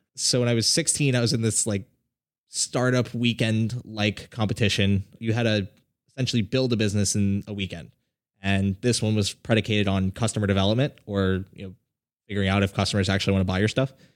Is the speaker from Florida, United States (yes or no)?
yes; South Florida, United States; I grew up in South Florida